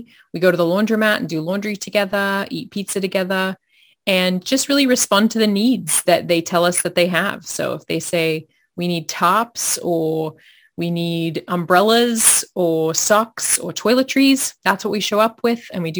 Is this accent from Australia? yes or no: yes; Australia; Well, you can probably hear part of my story just with my accent. I'm originally from Australia and I've moved around quite a bit